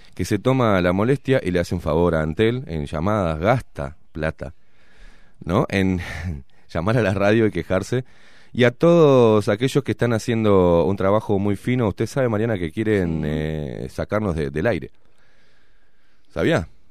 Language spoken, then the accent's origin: Spanish; Uruguay; Estoy en mi país porque soy uruguayo.